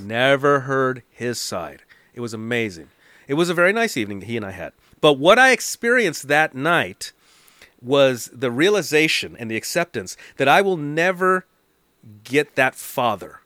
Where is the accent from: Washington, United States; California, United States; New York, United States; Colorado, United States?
California, United States; Los Angeles; also born or lived in East Hollywood, Los Angeles; So I lived in the valley, but was born in Hollywood, then came back to the valley.